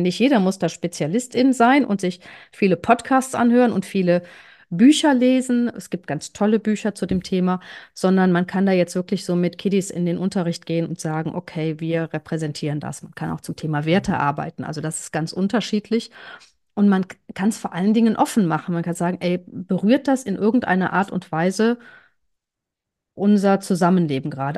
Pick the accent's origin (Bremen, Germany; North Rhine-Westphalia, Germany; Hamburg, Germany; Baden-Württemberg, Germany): North Rhine-Westphalia, Germany; Cologne; Ich bin Kölnerin